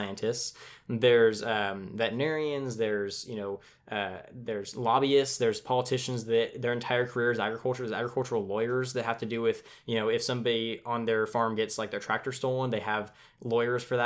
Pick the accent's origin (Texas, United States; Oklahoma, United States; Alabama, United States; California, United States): California, United States; Tulare; I'm from California